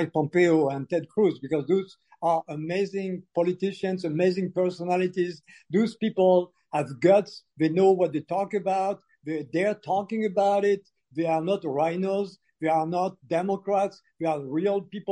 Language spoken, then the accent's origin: English; Algeria; moved away; also born or lived in France; I was born in Algeria when Algeria was still part of France, and because of the decolonization process, my family was expelled.